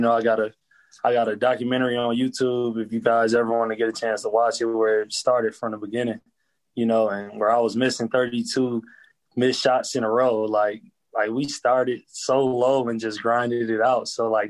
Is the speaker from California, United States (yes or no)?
no; Flint, Michigan, United States; You got to think, around my era, we were number one, number two in the country with murders per year.